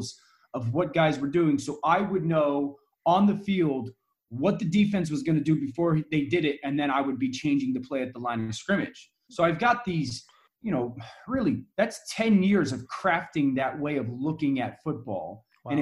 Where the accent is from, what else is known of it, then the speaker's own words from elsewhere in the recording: Connecticut, United States; I'm from Connecticut. ESPN is based in Connecticut. And so I'm local